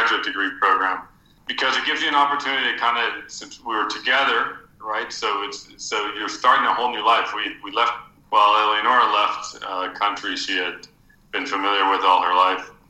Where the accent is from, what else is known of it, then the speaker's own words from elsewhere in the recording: Florida, United States; moved away as an adult; now in Costa Rica; my family was originally from Costa Rica, but even though we grew up in Florida